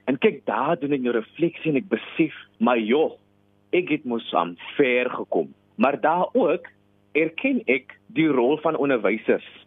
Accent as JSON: {"language": "Afrikaans", "town": "Paarl", "region": "Western Cape", "country": "South Africa", "tie": "born or raised there", "first_language": "Afrikaans", "said": "in my graad 12 jaar as ek toe nou daar by die New Orleans Sekondêre Skool in Parel"}